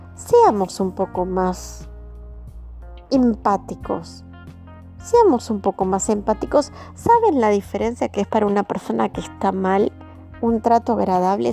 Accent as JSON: {"language": "Spanish", "country": "Argentina", "said": "como argentinos que somos"}